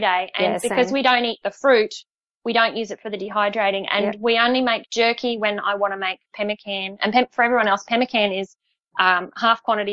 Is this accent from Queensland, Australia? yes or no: yes; Queensland, Australia; moved away as an adult; now in Sydney, Australia; being a Queenslander